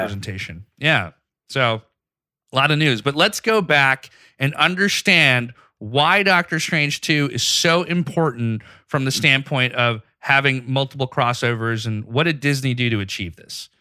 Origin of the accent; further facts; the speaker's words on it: Pakistan; moved away; I grew up in Pakistan